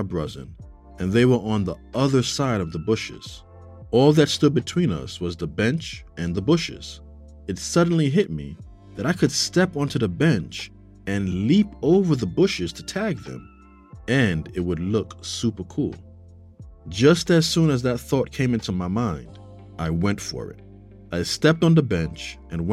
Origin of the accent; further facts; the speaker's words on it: New York City, New York, United States; I grew up in New York City. I lived in a part of the Bronx called Castle Hill.